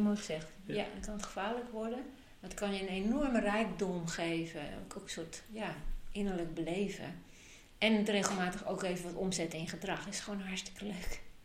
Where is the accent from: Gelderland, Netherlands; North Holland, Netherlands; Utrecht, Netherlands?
North Holland, Netherlands; Amsterdam; now in Friesland, Netherlands; Ik ben opgegroeid in Amsterdam